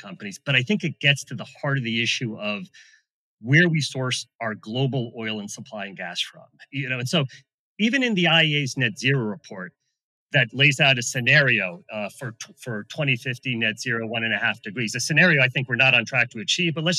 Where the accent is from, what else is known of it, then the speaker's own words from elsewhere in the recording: United States; I'm an American